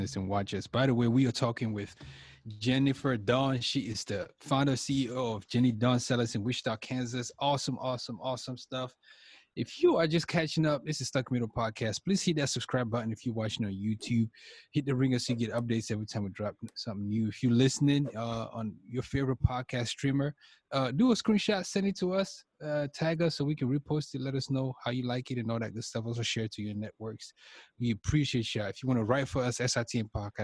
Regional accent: Cameroon; I'm from Cameroon. That's in West Africa

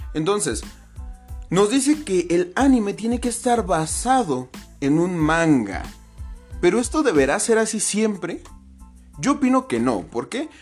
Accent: Mexico; Yo vivo en México, fui criado en México

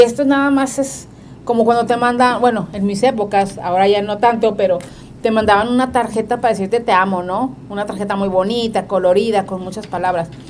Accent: northern Mexico, Mexico; nosotros que somos norteños

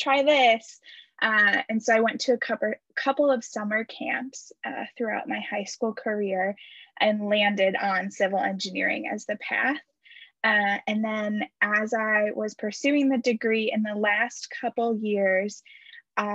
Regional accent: Muskegon, Michigan, United States; moved away as an adult; also born or lived in Houghton, Michigan; now in La Crosse, United States; I'm originally from Muskegon, Michigan, and now I am in LaCrosse, Wisconsin

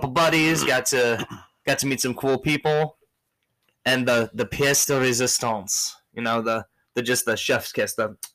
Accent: Michigan, United States; I'm from Michigan.

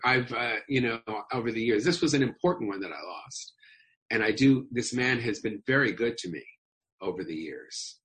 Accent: Los Angeles, California, United States; I grew up in Los Angeles, right near the May Company.

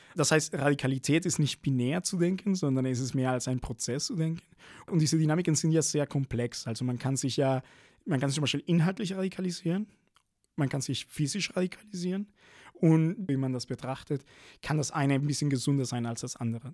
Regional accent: Venezuela; now in Berlin, Germany; bin ich in Venezuela aufgewachsen

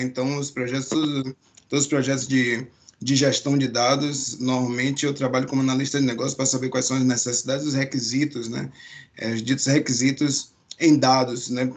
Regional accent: Salvador, Bahia, Brazil; moved away as an adult; now in Canada; de onde eu vim, vim de Salvador, Bahia, né? Então, já tem 10 anos aqui no Canadá

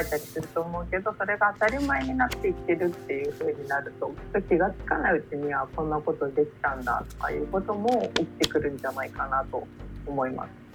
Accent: Tokyo's 23 wards, Japan; 生まれ育った23個を離れ心機一転、えー、一人暮らしを始めようと思います

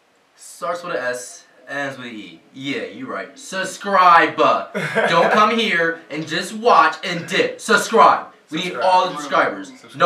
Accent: New Jersey, United States; You know, I'm from Jersey as well, but I'm on the south end. I'm like 20 minutes from Philly.

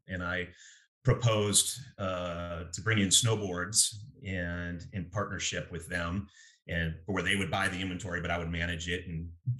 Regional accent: Eugene, Oregon, United States; I grew up in Eugene, went to Roosevelt Middle School and South Eugene in high school.

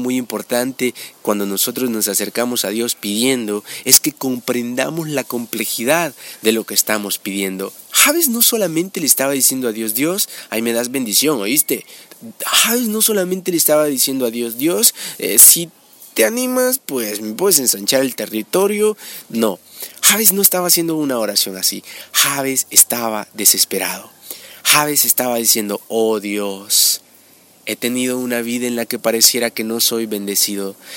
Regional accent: El Salvador; en mi país, El Salvador

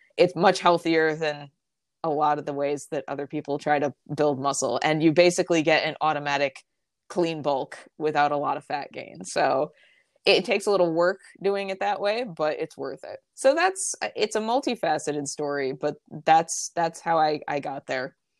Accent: just outside of Albany, upstate New York, United States; I am from upstate New York, uh, just outside of Albany, and I still live there

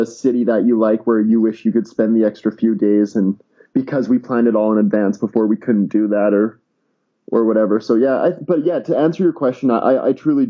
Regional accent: Canada; I'm Canadian

